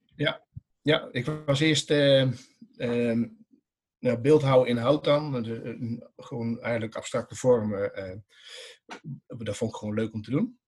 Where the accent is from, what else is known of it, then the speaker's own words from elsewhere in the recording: Dongen, North Brabant, Netherlands; ik kom uit Dongen